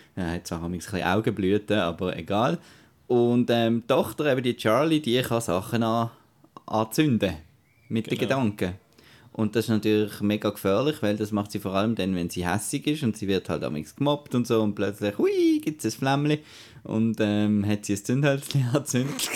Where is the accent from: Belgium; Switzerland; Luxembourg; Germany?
Switzerland; bei uns in der Schweiz